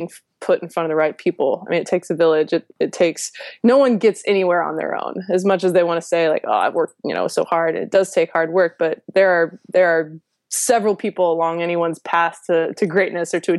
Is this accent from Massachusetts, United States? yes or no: no; Louisiana, United States; moved away; also born or lived in Virginia; I'm a girl from Louisiana.